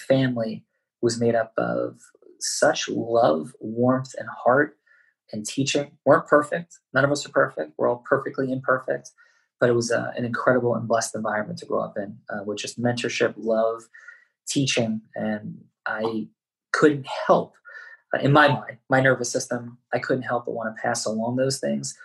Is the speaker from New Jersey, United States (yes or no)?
yes; Jersey City, New Jersey, United States; also born or lived in Bergen County, New Jersey; I was born in Jersey City, New Jersey, which is a northern New Jersey sort of not inner city, but city environment for sure